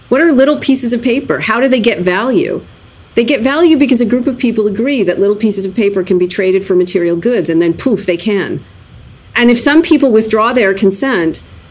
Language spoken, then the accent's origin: English; Canada; I was born in Canada